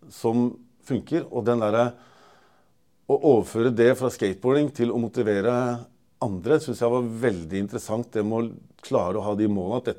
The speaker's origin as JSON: {"language": "Norwegian", "town": "Porsgrunn", "region": "Telemark", "country": "Norway", "also_born_or_lived": "Trøndelag", "said": "Halv trønder og halv porsgrunnsvin. Så jeg er liksom både trønder og telemarking."}